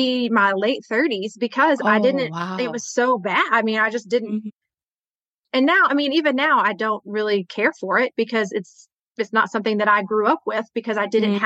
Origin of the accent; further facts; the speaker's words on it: Texas, United States; here in the South, because I'm from Texas